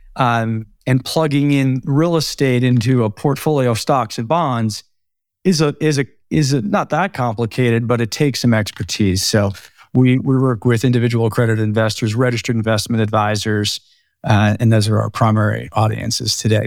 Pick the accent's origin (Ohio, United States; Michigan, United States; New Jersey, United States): New Jersey, United States; moved away as an adult; also born or lived in Brooklyn, New York / Boulder, Colorado / San Francisco, California; now in Bend, United States; born in Brooklyn, raised in Jersey